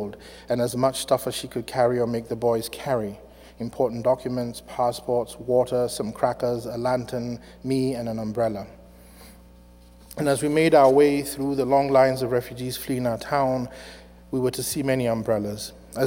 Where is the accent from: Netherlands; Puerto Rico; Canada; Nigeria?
Nigeria; Afikpo, Ebonyi; now in United States; I was born in December 1966 in a small Igbo town in southeastern Nigeria called Afikpo